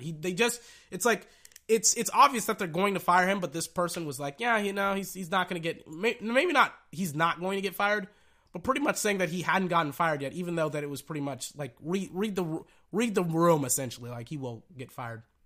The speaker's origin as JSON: {"language": "English", "region": "Texas", "country": "United States", "said": "I'm from Texas"}